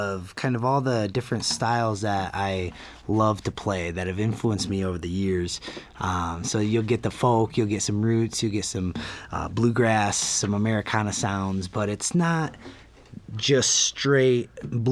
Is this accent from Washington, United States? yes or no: no; Grand Rapids, Michigan, United States; I grew up in Grand Rapids, Michigan, and a lot of my family's there.